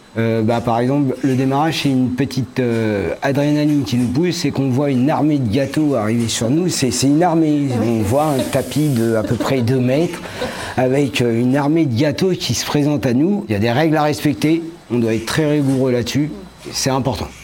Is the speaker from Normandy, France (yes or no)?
no; Paris region, Île-de-France, France; moved away as an adult; now in Morbihan, France; je suis de la région parisienne à la base et je suis arrivé dans la région du Morbihan